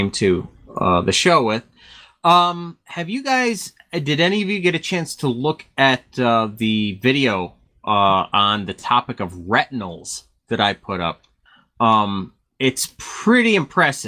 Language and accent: English; Connecticut, United States; Back in the 70s, I grew up in Connecticut